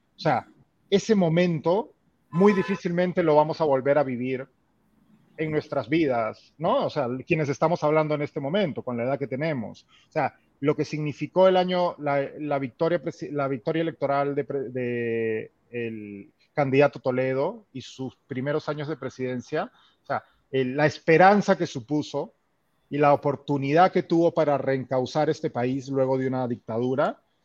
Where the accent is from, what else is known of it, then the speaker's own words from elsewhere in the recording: Peru; moved away; mi trabajo como peruano en el extranjero